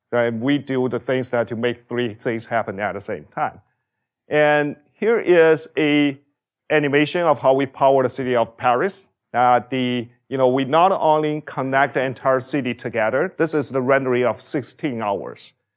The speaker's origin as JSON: {"language": "English", "country": "China", "tie": "born or raised there", "moved": "as an adult", "said": "I grew up in China"}